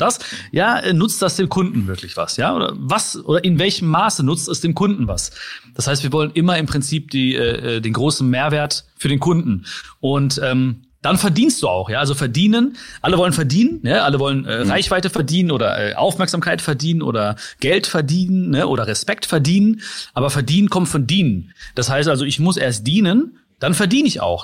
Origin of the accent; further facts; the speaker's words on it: Ruhr area, North Rhine-Westphalia, Germany; ich bin hier geboren